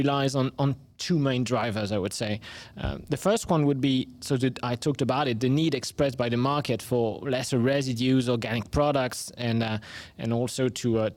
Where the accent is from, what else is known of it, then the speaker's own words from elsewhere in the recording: France; accent: French; English is a second language; we are home base in France, so that's where my accent comes from